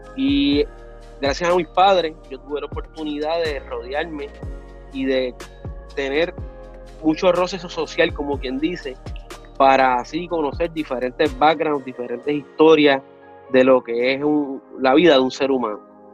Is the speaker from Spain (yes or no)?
no; Río Grande, Puerto Rico; also born or lived in Luquillo, Puerto Rico; yo soy de Río Grande y de Luquillo, Puerto Rico, del área noreste